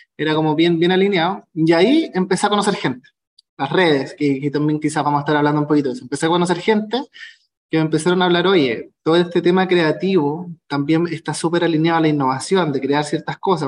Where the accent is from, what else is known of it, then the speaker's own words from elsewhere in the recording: Concepción, Biobío, Chile; also born or lived in Santiago; soy de Conce